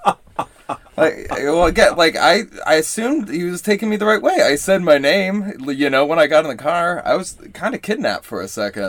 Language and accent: English; Columbus, Ohio, United States; moved away as an adult; also born or lived in Astoria, New York; now in New York, United States; I'm originally from Columbus, but uh, yeah, I, I moved out here about like six years ago